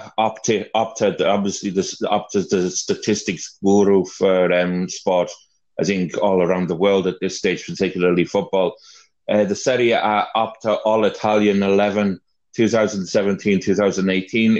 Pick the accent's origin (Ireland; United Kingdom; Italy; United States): United Kingdom; Welsh, Wales; I'm Welsh